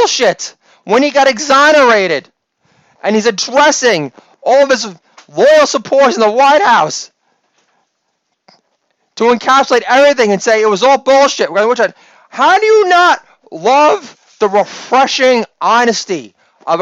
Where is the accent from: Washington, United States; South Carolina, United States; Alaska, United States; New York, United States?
New York, United States; being a New Yorker